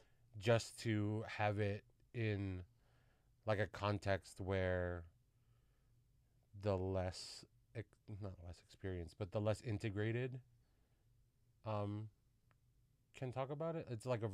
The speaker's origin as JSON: {"language": "English", "country": "Philippines", "said": "I would still operate under the guise that I'm I'm Filipino"}